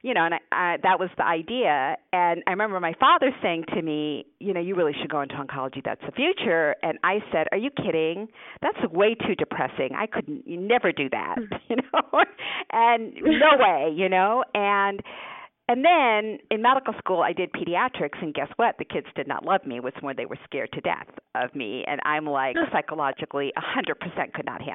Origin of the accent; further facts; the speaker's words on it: Newtown, Connecticut, United States; first language Hungarian; English is a second language; we moved to Connecticut, and I grew up in Newtown, Connecticut